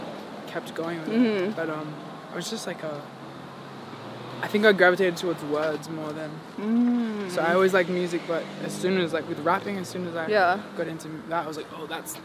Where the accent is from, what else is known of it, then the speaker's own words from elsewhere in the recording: Adelaide, South Australia, Australia; I was born in Adelaide, yeah. In South Australia.